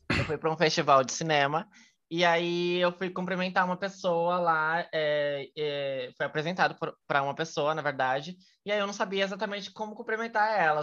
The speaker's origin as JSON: {"language": "Portuguese", "country": "Brazil", "said": "eu sou brasileira"}